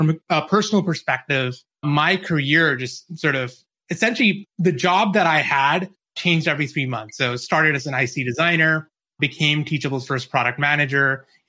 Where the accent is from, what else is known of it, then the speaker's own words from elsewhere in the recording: New Zealand; moved away as an adult; now in United States; Yeah, so I grew up in New Zealand. I've lost the accent now. I moved over to the States when I was 22.